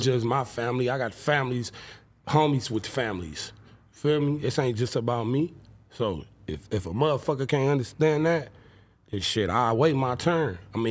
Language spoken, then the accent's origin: English; Compton, California, United States; I'm from Bompton